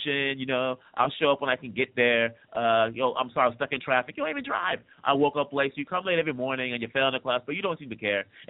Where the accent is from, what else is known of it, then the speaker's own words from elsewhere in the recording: DR Congo; also born or lived in Boston, United States; now in California, United States; As you all know, I was born and raised in the Congo, in the Democratic Republic of the Congo. I grew up in Congo, Zaire, grew up in Boston